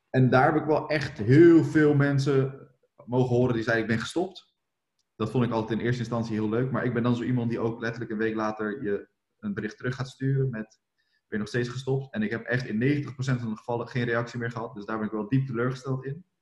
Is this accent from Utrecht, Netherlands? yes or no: no; Rotterdam, South Holland, Netherlands